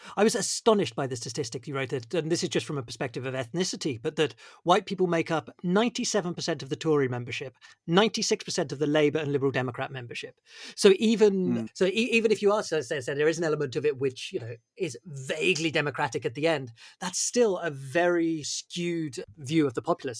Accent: Bournemouth, South West England, United Kingdom; I grew up in Bournemouth, just so you know.

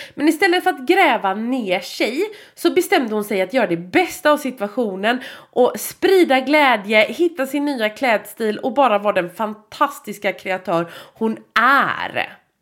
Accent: Gothenburg, Västra Götaland, Sweden; jag är från Göteborg

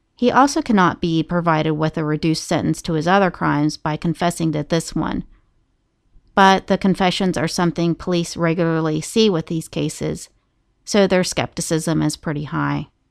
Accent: Moundsville, West Virginia, United States; Moundsville State Penitentiary, which is my hometown

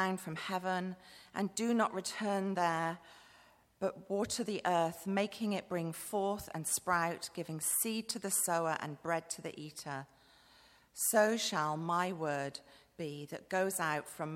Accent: Bath, South West England, United Kingdom; moved away as an adult; also born or lived in Manchester; now in Cambodia; I grew up in Bath

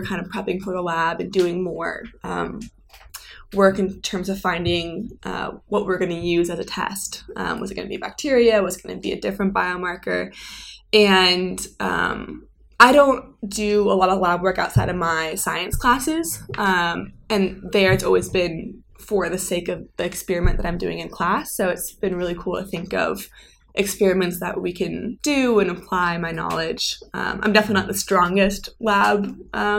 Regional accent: Seattle, Washington, United States; moved away; Growing up in Seattle

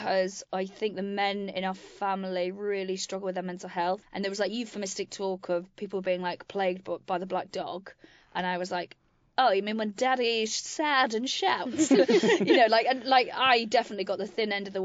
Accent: Wales, United Kingdom; moved away; I grew up in Wales on a farm

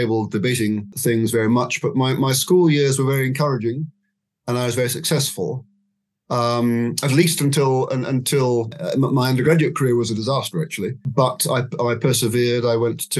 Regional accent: Scotland, United Kingdom; now in Oxford, United Kingdom; I wasn't born here. I was born in Scotland, but I've lived in Oxford three times in my life, and lately since 2007

